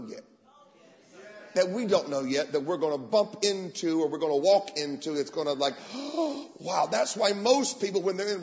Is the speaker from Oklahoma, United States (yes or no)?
yes; Tulsa, Oklahoma, United States; accent: American; moved away as an adult; now in England, United Kingdom; I was born in Tulsa